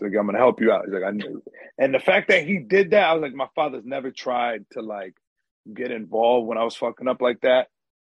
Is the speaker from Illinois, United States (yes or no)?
no; Yonkers, New York, United States; also born or lived in Long Island; me and my brother, we grew up in Yonkers, so like we grew up in the hood for like, you know, the first 14 years of our lives.